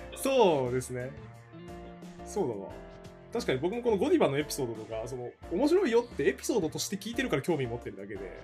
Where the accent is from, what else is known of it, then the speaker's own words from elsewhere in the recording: Hokkaido, Japan; 僕地元北海道なんですけど